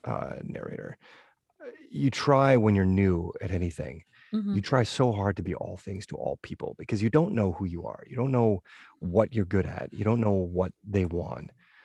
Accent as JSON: {"language": "English", "region": "New England", "country": "United States", "tie": "born or raised there", "said": "And growing up in New England, I did a lot of snowboarding and skiing and stuff."}